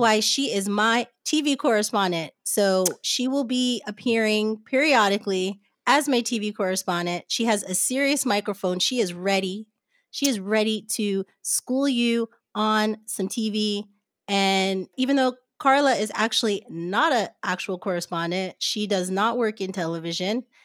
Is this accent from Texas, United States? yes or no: no; New Jersey, United States; also born or lived in Brooklyn, New York / Haiti (ancestry); now in Los Angeles, United States; My family's from Haiti, but I was born and raised in New Jersey and then schooled on the streets of Brooklyn.